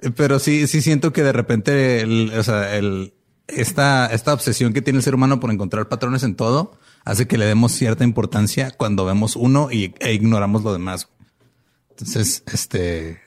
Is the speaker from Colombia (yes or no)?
no; Mexico; buenos mexicanos